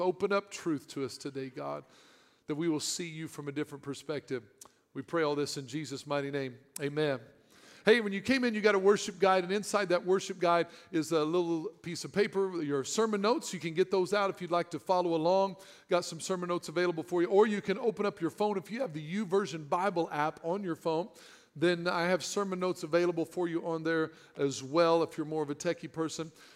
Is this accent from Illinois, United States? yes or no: yes; Southern Illinois, United States; I'm from Southern Illinois.